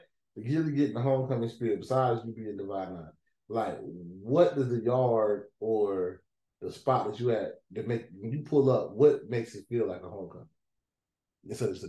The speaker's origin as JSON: {"language": "English", "town": "Greensboro", "region": "North Carolina", "country": "United States", "tie": "born or raised there", "said": "I grew up in Greensboro"}